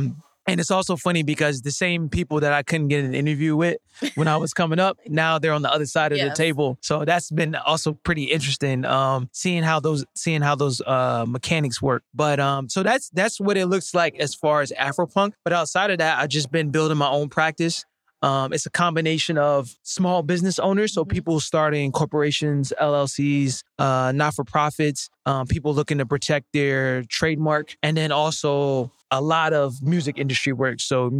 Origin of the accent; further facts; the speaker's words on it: United States; even though obviously I'm an American, like, we're Americans. So it's like, I'm obviously a visitor there.